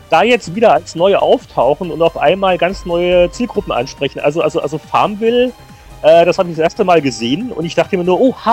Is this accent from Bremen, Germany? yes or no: no; Frankfurt, Hesse, Germany; Ah, ja, ich bin, ich bin, ich bin Frankfurter.